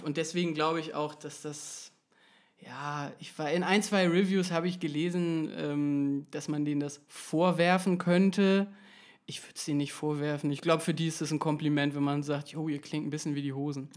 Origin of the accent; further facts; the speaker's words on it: Schleswig-Holstein countryside, Germany; meiner Jugend im Schleswig-Holsteiner Hinterland